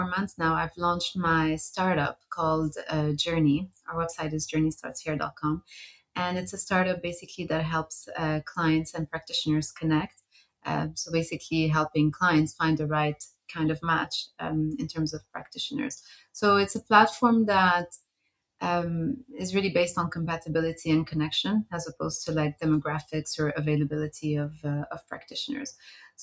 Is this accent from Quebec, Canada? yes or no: yes; Montreal, Quebec, Canada; also born or lived in Beirut, Lebanon; now in London, United Kingdom; Before that, I lived in Beirut, which is where I'm originally from. And I grew up in Montreal. So I spent a good 17 years in North America